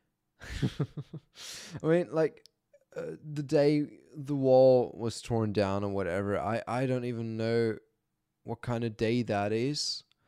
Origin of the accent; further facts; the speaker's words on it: Germany; I was born and raised in Germany